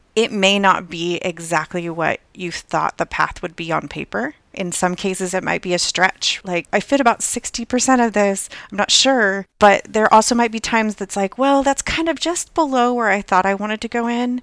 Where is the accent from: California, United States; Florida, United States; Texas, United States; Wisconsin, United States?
California, United States; Southern; moved away as an adult; also born or lived in Hawaii / Virginia; I grew up in Southern California, not too far from the beach